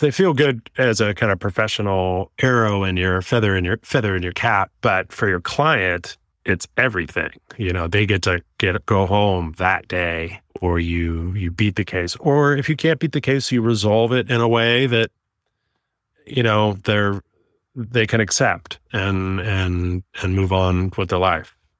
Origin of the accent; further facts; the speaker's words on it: Oakland, California, United States; also born or lived in San Diego; I was born and raised in Oakland, California. I'm a local kid.